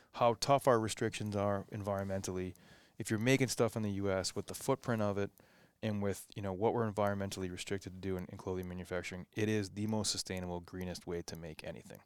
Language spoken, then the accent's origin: English; New England, United States; born or raised there